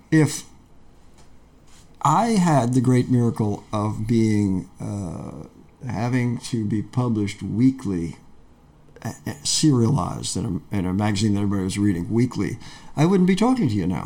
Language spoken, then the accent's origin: English; Peekskill, New York, United States; moved away; I grew up in Peekskill, New York, in Westchester